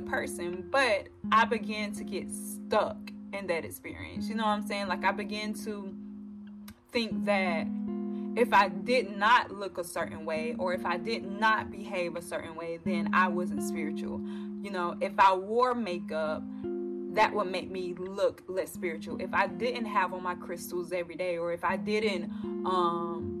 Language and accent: English; the South, United States; I am also 24-year-old African-American, born and raised in the South